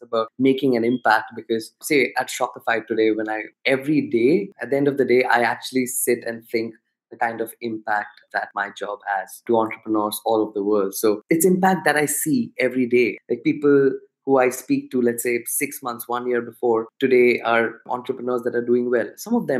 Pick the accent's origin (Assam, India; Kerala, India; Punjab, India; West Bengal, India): West Bengal, India; Kolkata; also born or lived in Hyderabad / Pune; I belong to a city called Calcutta.